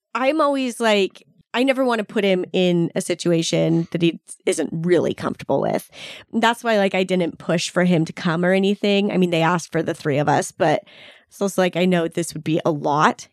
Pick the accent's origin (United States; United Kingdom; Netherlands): United States; Boise, Idaho; We're from Boise.